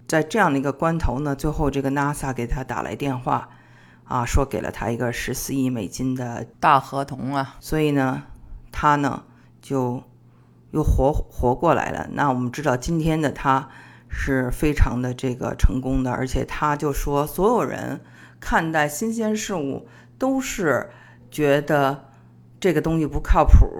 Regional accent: China; 我们中国人

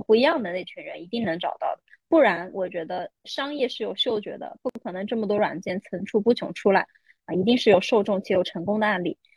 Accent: Shanghai, China; 我是上海人

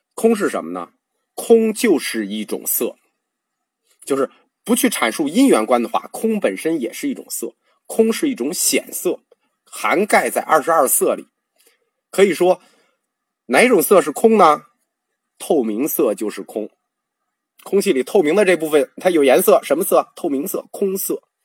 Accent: Northeast China, China; 我们东北人常说的“色儿”

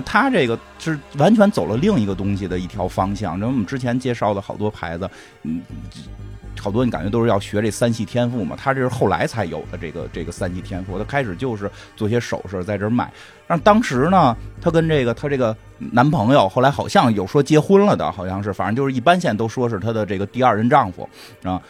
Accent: Beijing, China; 我们小时候在北京那个地儿叫金属天堂

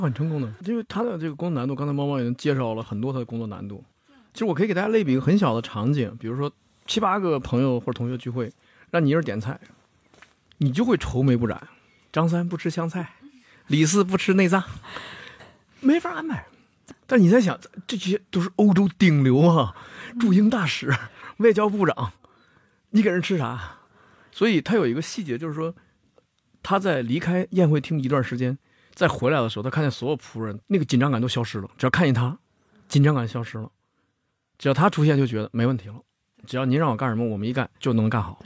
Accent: China; 我们中国人

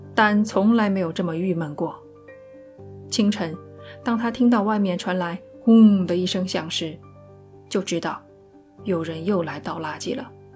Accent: China; 我们中国人

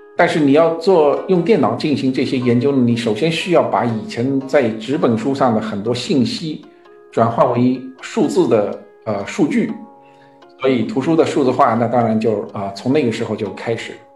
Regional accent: Shanghai, China; moved away as an adult; also born or lived in Beijing; now in United States; 我自己出生在上海，所以我经常去上海

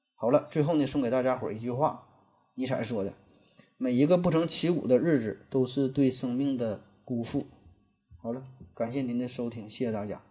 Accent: China; 我们中国人呐，从来也不缺乏信仰

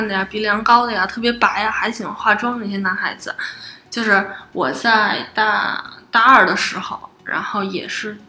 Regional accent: Beijing, China; 但是作为北京人，

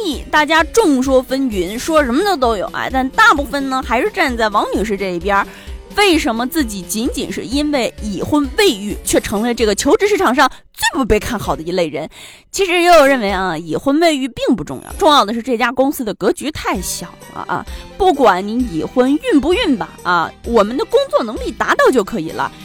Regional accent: northern China, China; 因为我是个北方人

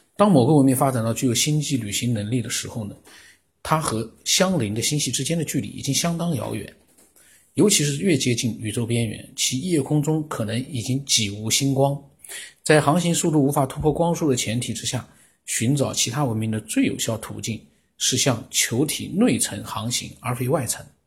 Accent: China; 我们中国人

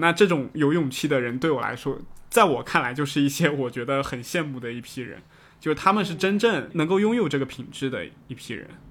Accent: Fujian, China; 我们福建这边高考的语文作文有一篇是，呃，写了袁隆平的一句话

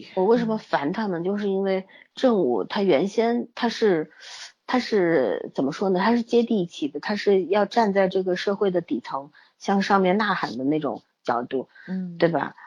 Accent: Shanghai, China; 我们上海人

